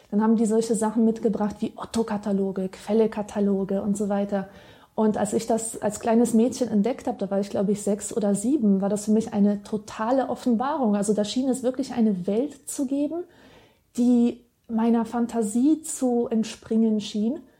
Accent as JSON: {"language": "German", "region": "Silesian Voivodeship", "country": "Poland", "said": "Also ich, äh, in, ich komme ja aus Oberschlesien"}